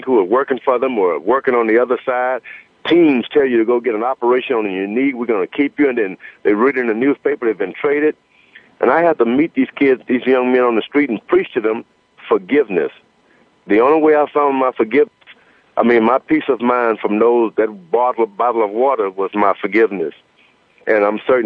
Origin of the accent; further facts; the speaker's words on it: United States; I was from America